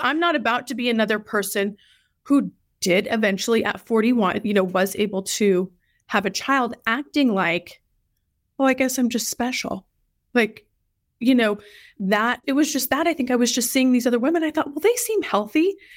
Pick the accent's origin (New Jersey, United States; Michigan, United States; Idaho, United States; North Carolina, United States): Idaho, United States; moved away as an adult; also born or lived in Eastern Washington / Tucson, Arizona / Indianapolis; now in Dallas, United States; I'm originally from Idaho